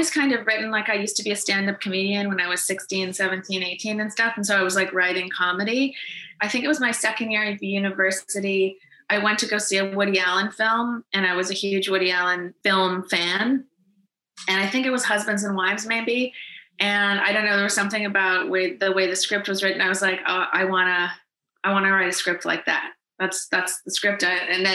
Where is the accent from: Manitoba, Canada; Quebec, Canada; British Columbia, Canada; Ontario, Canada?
Manitoba, Canada; Winnipeg; moved away as an adult; also born or lived in Montreal, Canada; now in Los Angeles, United States; I'm from Winnipeg in Canada.